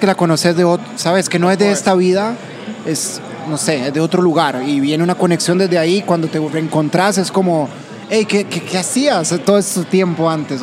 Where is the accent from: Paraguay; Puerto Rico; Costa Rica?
Costa Rica; Heredia; Los dos somos de Heredia